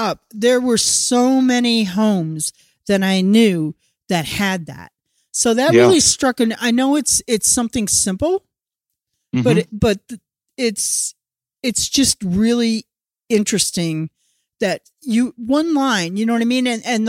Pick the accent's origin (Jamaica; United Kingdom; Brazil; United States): United States; Wisconsin; I lived in Wisconsin. Meanwhile, I'm growing up in Wisconsin.